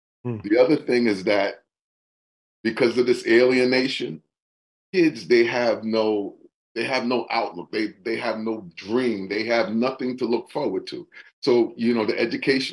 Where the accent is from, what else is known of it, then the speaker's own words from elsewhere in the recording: New York, United States; now in New Haven, United States; I'm not from New Haven. I am from New York.